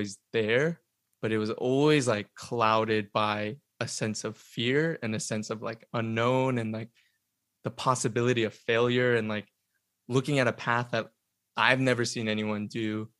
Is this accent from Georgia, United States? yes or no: yes; Atlanta, Georgia, United States; moved away as an adult; now in Los Angeles, United States; I was born and raised in Atlanta.